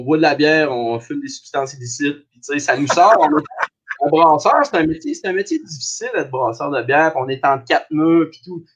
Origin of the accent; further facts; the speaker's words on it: Abitibi, northern Quebec, Canada; moved away as an adult; also born or lived in Sherbrooke; je viens de Belle sur Kélyon, qui est dans le nord du Québec, mais on dit tout le temps qu'on vient de l'Abitibi parce que c'est collé.